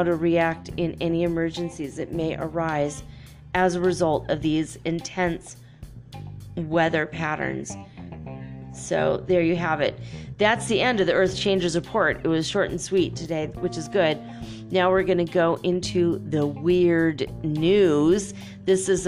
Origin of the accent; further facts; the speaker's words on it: Minnesota, United States; moved away; also born or lived in Detroit; I grew up in Minnesota